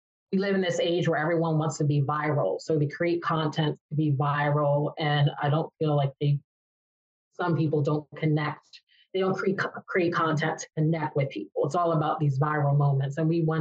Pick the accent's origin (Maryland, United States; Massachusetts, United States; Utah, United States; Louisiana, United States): Maryland, United States; moved away; also born or lived in New York; we faced a lot of racism growing up in Maryland